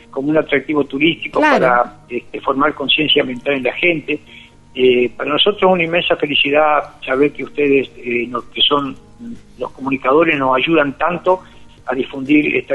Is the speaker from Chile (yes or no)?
no; Argentina; gran alegría como argentino